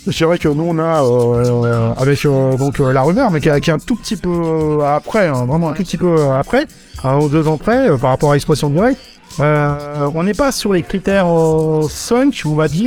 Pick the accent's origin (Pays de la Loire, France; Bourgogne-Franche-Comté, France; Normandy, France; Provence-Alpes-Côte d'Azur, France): Normandy, France; moi, on est normand, j'écoutais de la variété française